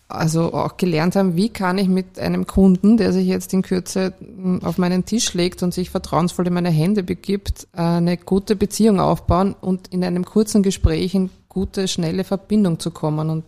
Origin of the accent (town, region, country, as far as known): Vienna, Austria; born or raised there